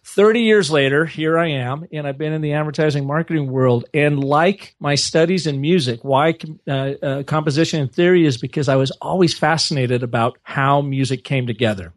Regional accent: Seattle, Washington, United States; I grew up in Seattle, Washington area, the you know, northwest portion of the United States

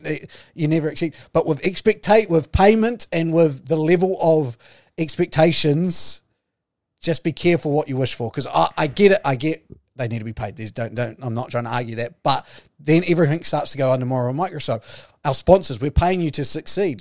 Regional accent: New Zealand; I'm a New Zealander

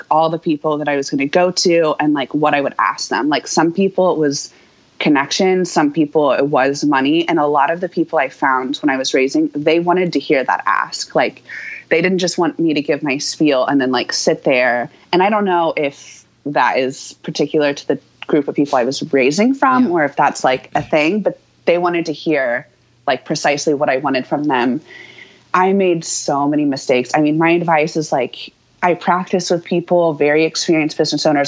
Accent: Houston, Texas, United States; moved away as an adult; also born or lived in Austin, Texas; now in New York, United States; I grew up in Texas, so I was going, and I lived in Austin for 10 years, but I grew up in Houston

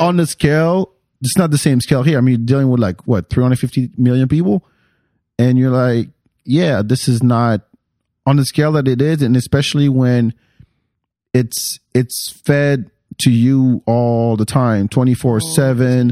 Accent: France; also born or lived in Texas; now in Austin, United States; I grew up in France

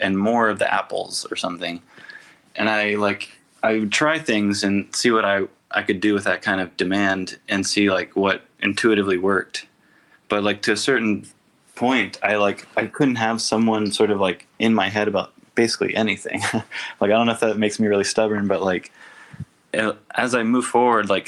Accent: Tennessee, United States; being an artist from Tennessee

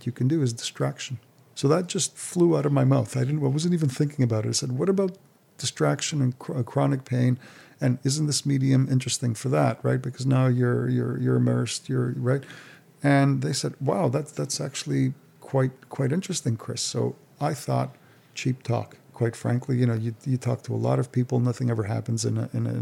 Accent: Montreal, Quebec, Canada; moved away; We're from Montreal originally

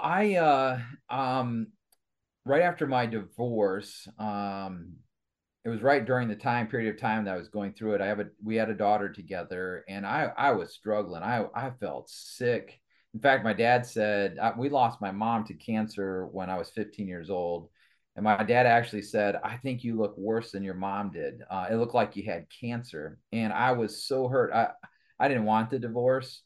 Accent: Kalamazoo, Michigan, United States; moved away as an adult; also born or lived in Sturgis, Michigan / Allegan, Michigan; grew up in the Kalamazoo area

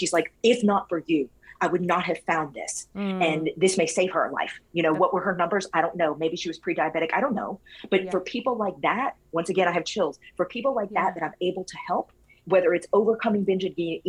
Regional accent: Louisiana, United States; now in Florida, United States; I'm from Louisiana

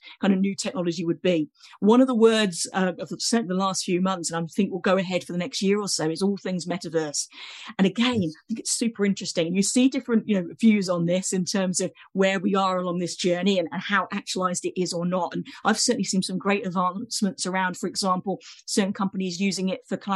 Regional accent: United Kingdom; accent: British; my accent gives me away as a Brit here

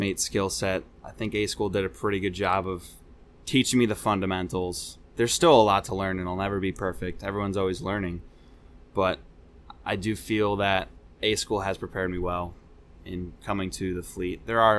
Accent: New England, United States; I definitely liked the... I grew up in New England. Seeing all the seasons is great.

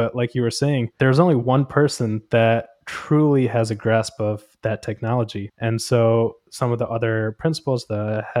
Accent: India; born there; For example, I was born in India, and my family over there

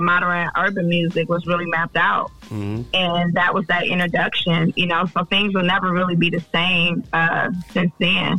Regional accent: Detroit, Michigan, United States; also born or lived in California; And, you know, I grew up, I'm from Detroit, but I grew up in Cali, too. Okay. So I was exposed to all of that.

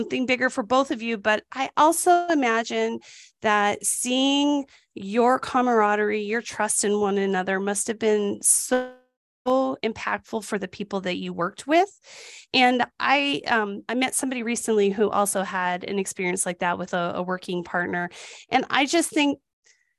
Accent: New Mexico, United States; New Mexico was the lowest. That's my home state

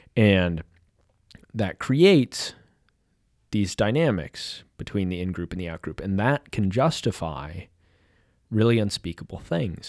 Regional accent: Kansas City, United States; now in California, United States; I'm living in California now, but I'm from Kansas City

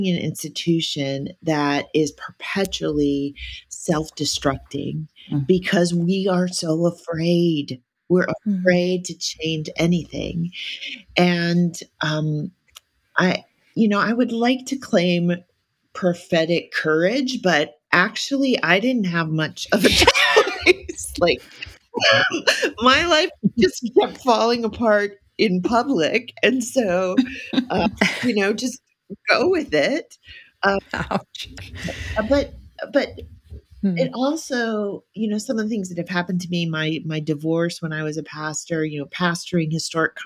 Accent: Hawaii, United States; I'm Hawaiian. I'm from Hawaii.

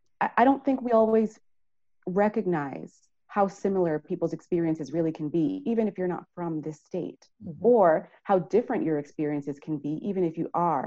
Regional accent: New York, United States; now in Vermont, United States; I mean, I'm coming from New York. And so when I hear Vermonters talk about Irene, I can empathize because in 2012, we had Hurricane Sandy.

